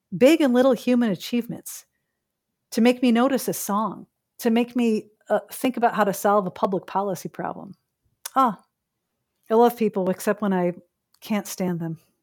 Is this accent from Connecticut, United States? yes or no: no; Chicago, Illinois, United States; now in Canada; someone who, uh, is born and raised in Chicago